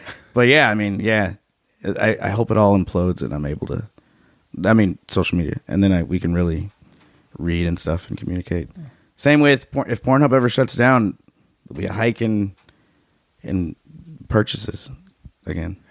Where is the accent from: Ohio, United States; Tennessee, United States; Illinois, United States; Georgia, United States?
Illinois, United States; Chicago; moved away; I grew up in Chicago